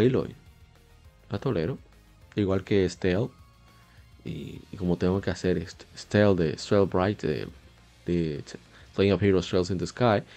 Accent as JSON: {"language": "Spanish", "country": "Dominican Republic", "said": "aquí en mi país, en República Dominicana"}